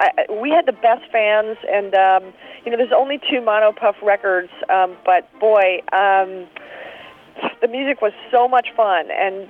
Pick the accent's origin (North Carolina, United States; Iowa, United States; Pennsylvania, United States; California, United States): Pennsylvania, United States; Philadelphia; moved away; also born or lived in New York / Chicago; I'm from Philadelphia. I lived in New York. I lived in Chicago for 5 years.